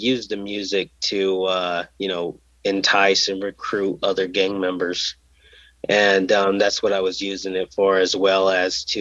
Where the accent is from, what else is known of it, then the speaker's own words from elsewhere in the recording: Caldwell, Idaho, United States; also born or lived in Indio, California; I'm from Caldwell